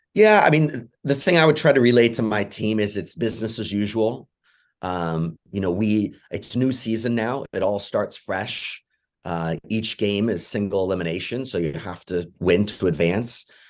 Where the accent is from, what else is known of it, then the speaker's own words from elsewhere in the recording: England, United Kingdom; moved away; I'm originally from England